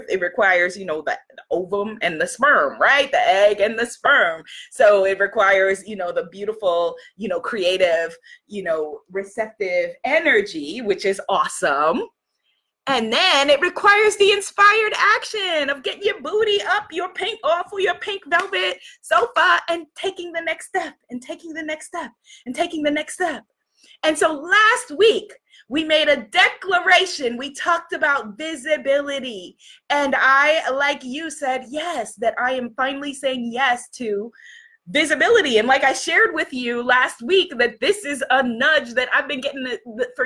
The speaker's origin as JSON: {"language": "English", "country": "United States", "said": "I'm an American"}